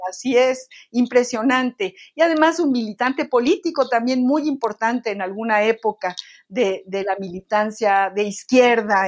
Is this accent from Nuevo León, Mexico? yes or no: no; Mexico City, Mexico; yo vivía en la colonia Linda Vista también cuando era muy niña